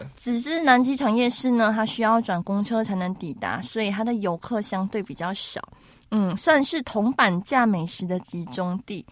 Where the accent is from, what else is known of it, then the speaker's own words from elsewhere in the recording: Malaysia; now in Taiwan; 我们马来西亚是三大种族嘛